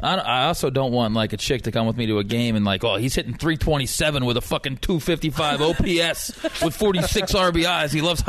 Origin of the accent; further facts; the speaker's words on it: Philadelphia, Pennsylvania, United States; I'm born and raised in Philadelphia, right?